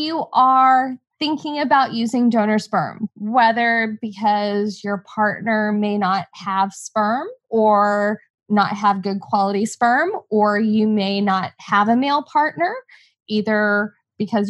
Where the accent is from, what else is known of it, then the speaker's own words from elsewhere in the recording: Texas, United States; growing up in Texas